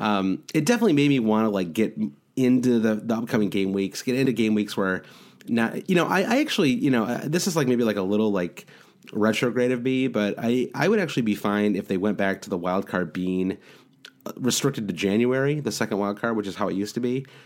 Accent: Midwest, United States; accent: Midwestern; I'm also from the Midwest, so I sound kinda nasal no matter what.

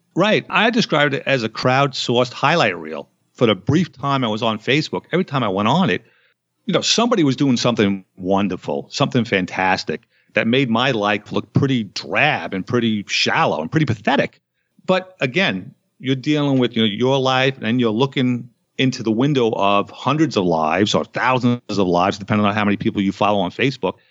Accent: United States; I was born in America

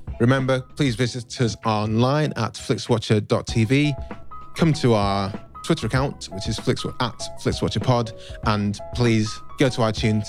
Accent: Nigeria; I'm Nigerian.

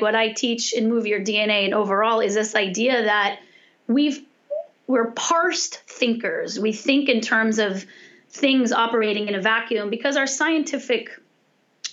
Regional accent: California, United States; I'm from California

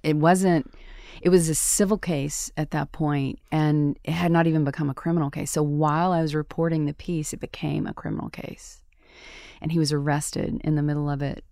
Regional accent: Tupelo, Mississippi, United States; moved away as an adult; also born or lived in Atlanta; my hometown of Tupelo, Mississippi

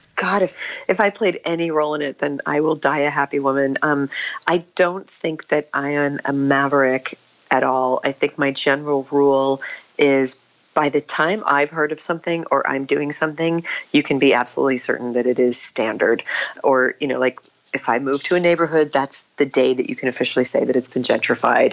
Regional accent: New England, United States; moved away as an adult; now in New York City, United States; I grew up on a small family Christmas tree farm in New England

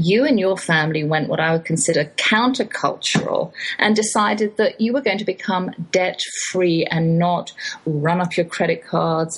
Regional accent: England, United Kingdom; moved away; I'm English

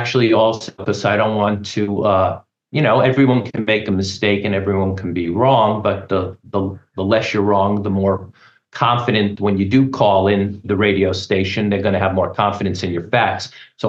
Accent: New York City, New York, United States; now in Midland, Texas, United States; I'm actually originally from New York City. But I was listening to local talk here in Midland, Texas.

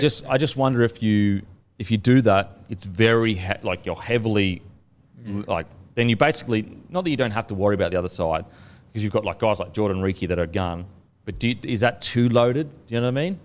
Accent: Queensland, Australia; moved away; I'm from Queensland

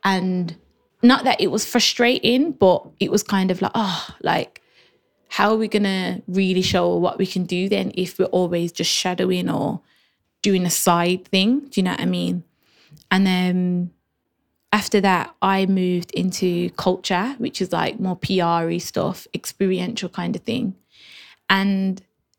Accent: Birmingham, West Midlands, United Kingdom; moved away as an adult; now in London, United Kingdom; I always knew I'm from Birmingham

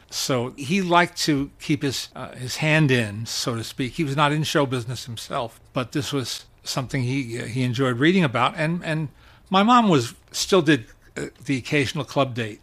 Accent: Teaneck, New Jersey, United States; also born or lived in Manhattan, New York; I am a native New Yorker. I have a lifetime credential for that because I was born in Manhattan yes. in December of 1950. And when I was four, my, my brother was born, and my parents moved us all out to the suburbs to Teaneck, New Jersey

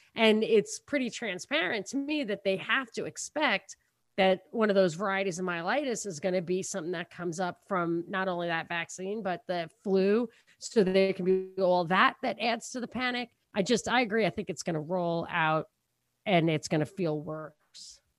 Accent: New York, United States; we're from New York

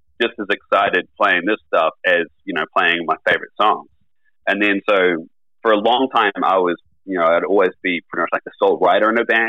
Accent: New Zealand; it's about like 60,000 people here in my hometown

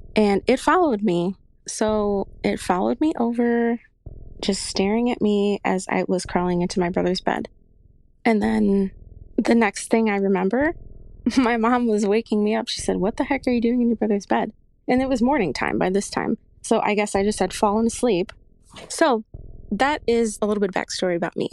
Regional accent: Chicago, Illinois, United States; I am from Chicago

